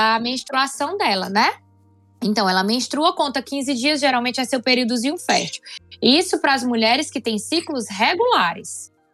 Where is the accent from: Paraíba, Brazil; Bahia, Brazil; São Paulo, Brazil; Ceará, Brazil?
Ceará, Brazil; Fortaleza; Eu sou de Fortaleza, sou ginecologista aqui na cidade de Fortaleza